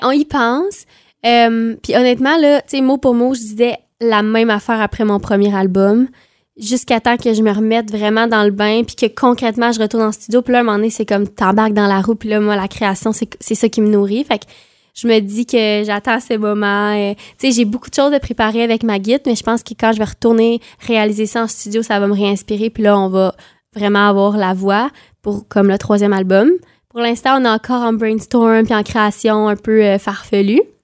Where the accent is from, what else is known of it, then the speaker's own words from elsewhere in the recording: Quebec, Canada; accent: super québécois; j'ai un accent super québécois